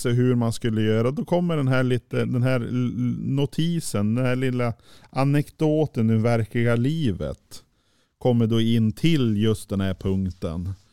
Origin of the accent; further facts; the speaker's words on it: southern Sweden, Sweden; now in Norrland, Sweden; jag är ju född och uppvuxen i södra Sverige